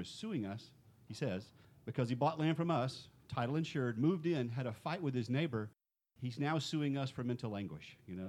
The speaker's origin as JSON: {"language": "English", "town": "Houston", "region": "Texas", "country": "United States", "said": "I'm from Houston, Texas"}